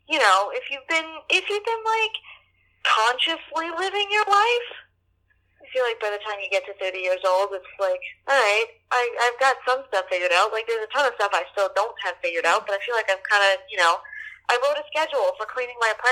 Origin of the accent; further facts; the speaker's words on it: New Orleans, Louisiana, United States; moved away; we're friends from New Orleans from high school.